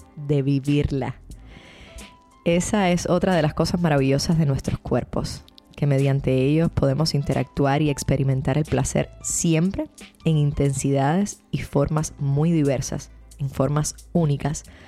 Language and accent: Spanish; Cuba; Cuba, que es de donde yo soy